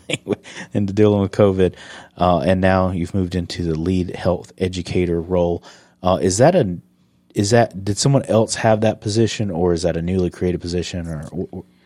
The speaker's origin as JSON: {"language": "English", "region": "South Carolina", "country": "United States", "moved": "yes", "said": "I'm from South Carolina"}